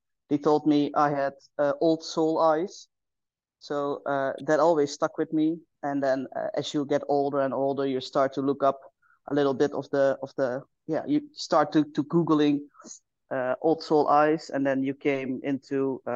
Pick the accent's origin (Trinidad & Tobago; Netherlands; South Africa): Netherlands; I am from the Netherlands